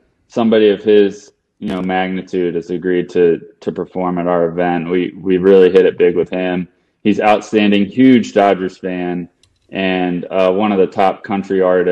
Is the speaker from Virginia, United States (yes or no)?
yes; Virginia Beach, Virginia, United States; moved away as an adult; now in Los Angeles, United States; what I grew up with in Virginia Beach